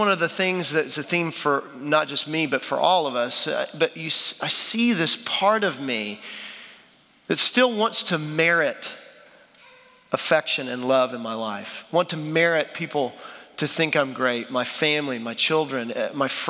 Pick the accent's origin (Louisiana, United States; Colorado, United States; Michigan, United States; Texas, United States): Texas, United States; Dallas; I'm from Dallas, Texas